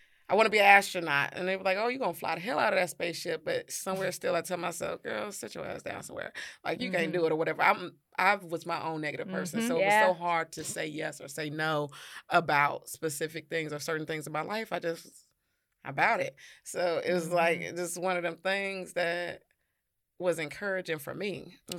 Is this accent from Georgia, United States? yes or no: yes; Atlanta, Georgia, United States; because I grew up down here in Atlanta.